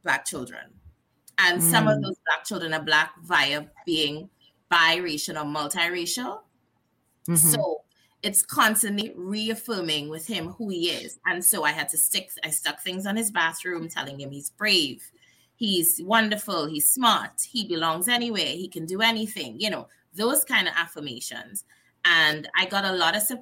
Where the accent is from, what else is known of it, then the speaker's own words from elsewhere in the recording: Trinidad & Tobago; also born or lived in New Jersey / Delaware; now in Missouri, United States; we are from Trinidad and Tobago, and we're really close to Venezuela